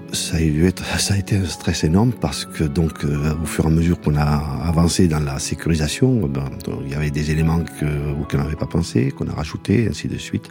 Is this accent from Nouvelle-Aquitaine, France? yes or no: yes; Le Mas-d'Agenais, Nouvelle-Aquitaine, France; ça fait 60 ans que je le vois, parce que je suis né au Mas. J'étais enfant de cœur ici